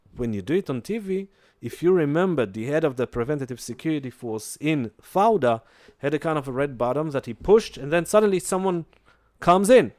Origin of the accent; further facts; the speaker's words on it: Jerusalem, Jerusalem District, Israel; I grew up in Jerusalem